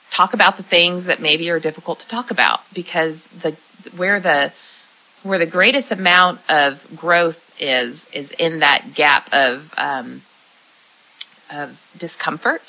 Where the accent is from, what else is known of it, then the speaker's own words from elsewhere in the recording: Lebanon, Tennessee, United States; right here in my hometown in Lebanon, Tennessee